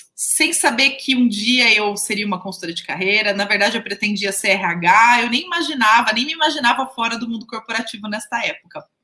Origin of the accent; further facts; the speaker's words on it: near Jundiaí, São Paulo, Brazil; accent: interior (caipira) accent, retroflex r in 'porta'; lá na casa da minha mãe é casa de interior, né? Então, vocês viram que o meu sotaque, né? Eu falo porta, né? Não sou de Jundiaí